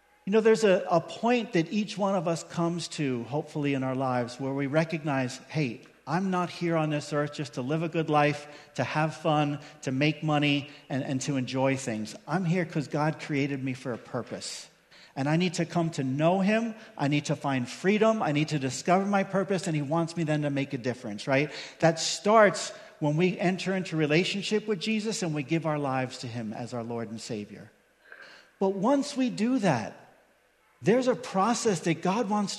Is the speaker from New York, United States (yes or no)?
yes; Long Island, New York, United States; I grew up in New York on Long Island